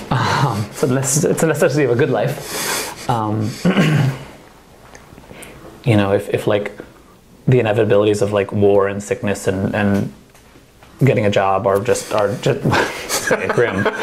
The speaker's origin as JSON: {"language": "English", "region": "Auvergne-Rhône-Alpes", "country": "France", "tie": "born or raised there", "second_language": "English", "said": "I am uh, actually from France. I, uh, I was born in Beaujolais."}